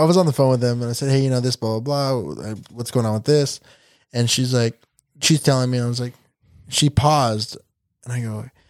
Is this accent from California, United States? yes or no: yes; California, United States; I'm from California. We're very liberal.